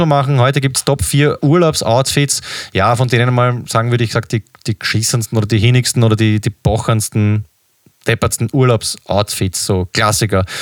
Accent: Austria; als Österreicher

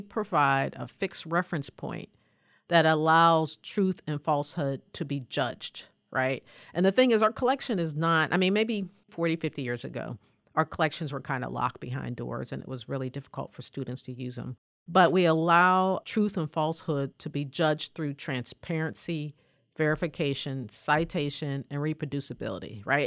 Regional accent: Pennsylvania, United States; I grew up in a mill town, you know, about two miles south of Pittsburgh

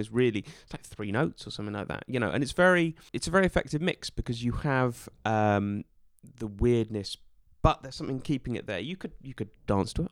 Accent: Norwich, East of England, United Kingdom; moved away; also born or lived in Scotland; I lived, shall we say, my formative years in in Norwich, England, and my parents still live there

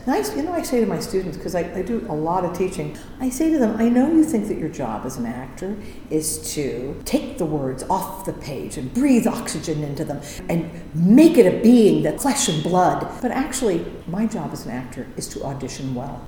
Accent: Indiana, United States; I'm from Indiana. I grew up in Indiana.

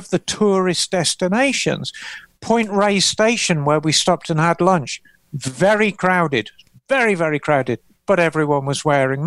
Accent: England, United Kingdom; moved away as an adult; now in United States; I regard myself as an American. I've spent more of my adult life in America than I have in England. The only thing that's left for me is the accent.

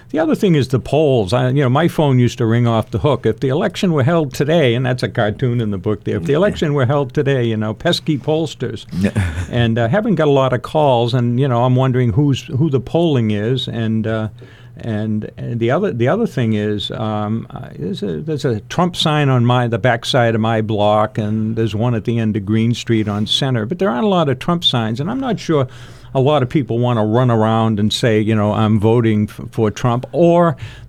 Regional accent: Lynn, Massachusetts, United States; moved away as an adult; now in Concord, United States; I grew up on the North Shore, not too far from you

